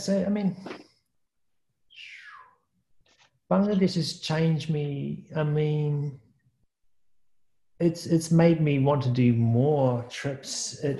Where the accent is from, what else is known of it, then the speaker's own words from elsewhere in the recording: New Zealand; I think, you know, me being a New Zealander, not really experiencing much of the world.